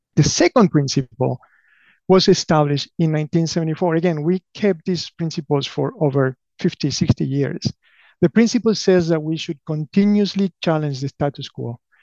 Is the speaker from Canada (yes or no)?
no; Argentina; English is a second language; moved away as an adult; also born or lived in Buenos Aires / Patagonia / Durham, North Carolina; now in United States; I grew up in Argentina, alternating between Buenos Aires and the Patagonia of Argentina. I moved to the US uh, more than 25 years ago